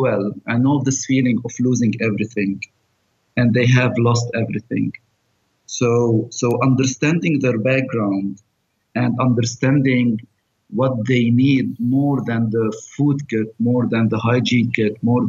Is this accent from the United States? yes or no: no; Abra, South Governorate, Lebanon; also born or lived in Beirut; I'm from Lebanon. I come from a small village in the south. It's called Abra.